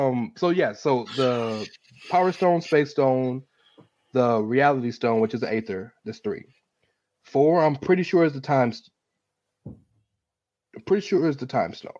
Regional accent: United States; I'm American

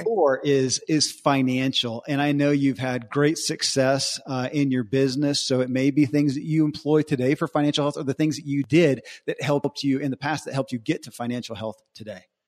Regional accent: Bible Belt, the South, United States; I grew up in the Bible Belt

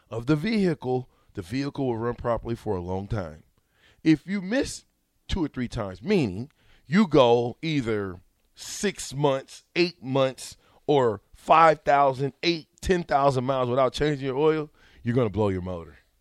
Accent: Omaha, Nebraska, United States; I'm from Omaha

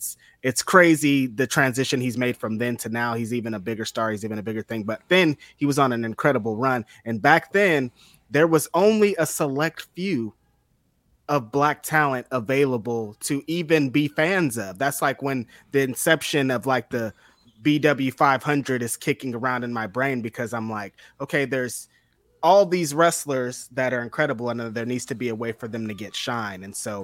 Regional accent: Bakersfield, California, United States; So, I'm from Bakersfield.

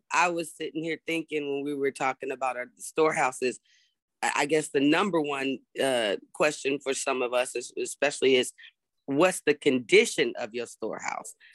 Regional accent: Berkeley, California, United States; moved away as an adult; now in North Carolina, United States; born and raised in Berkeley, California

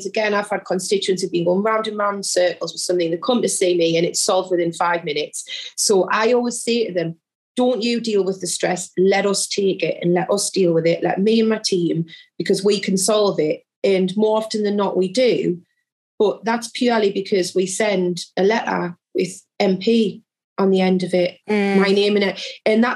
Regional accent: Jarrow, North East England, United Kingdom; also born or lived in South Shields; I grew up in South Tyneside, which, so my constituency is part of that borough. So I grew up in the neighbouring constituency, Jarrow.

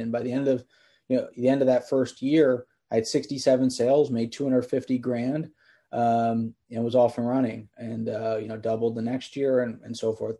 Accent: Bethlehem, Pennsylvania, United States; So I grew up in Bethlehem, Pennsylvania, is where I started the company, hour north of Philadelphia.

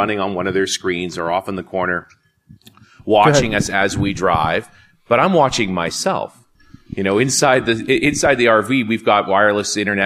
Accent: Vancouver, British Columbia, Canada; I'm from Vancouver, for those who don't know. So, it was my town

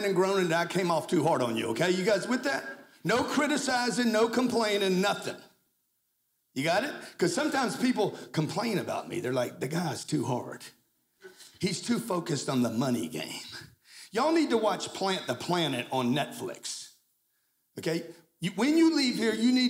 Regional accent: Lake Charles, Louisiana, United States; I grew up in Lake Charles, Louisiana

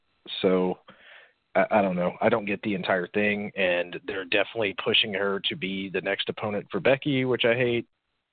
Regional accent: Gainesville, Georgia, United States; Gainesville, my hometown.

